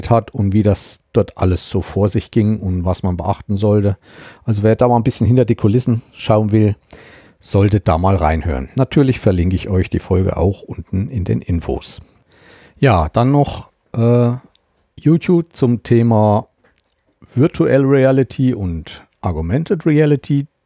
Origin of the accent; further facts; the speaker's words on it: Thuringia, Germany; Ich stamme ja aus dem Landkreis Meiningen-Schmalkalden und Meiningen ist ja unsere Amtsstadt, also Landratsstadt.